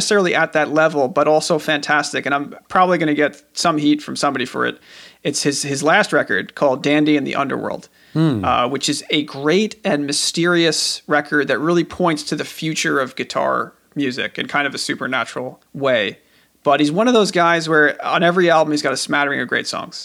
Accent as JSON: {"language": "English", "area": "Long Island", "region": "New York", "country": "United States", "said": "I'm from Long Island"}